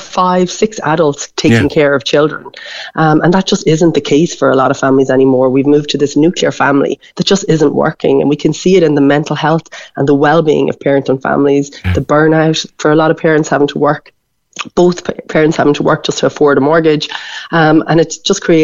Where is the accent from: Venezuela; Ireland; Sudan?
Ireland; Wexford, Leinster; now in Lahinch, Ireland; I come from Wexford. I live in Lahinch.